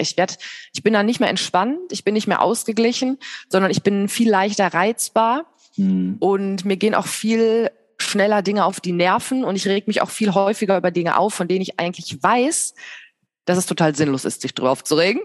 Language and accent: German; Bergisches Land, North Rhine-Westphalia, Germany; now in Hilden, Germany; Ich komme aus dem Bergischen Land und äh, wohne aber jetzt in Hilden in der Nähe von Düsseldorf